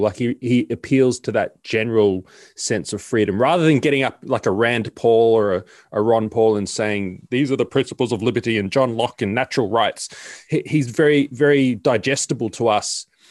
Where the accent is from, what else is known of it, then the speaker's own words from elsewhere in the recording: Sydney, New South Wales, Australia; moved away as an adult; now in Melbourne, Australia; I'm originally from Sydney. I've only been here for a year.